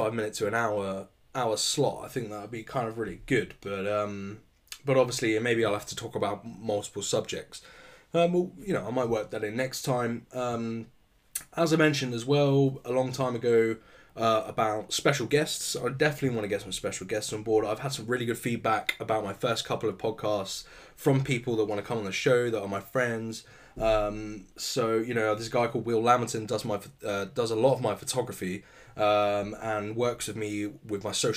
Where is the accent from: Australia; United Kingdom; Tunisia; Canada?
United Kingdom; I'm British